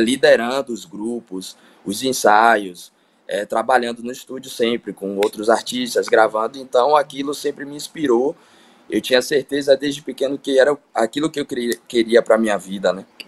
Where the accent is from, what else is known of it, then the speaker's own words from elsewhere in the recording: Salvador, Bahia, Brazil; eu sou nascido e criado no Candial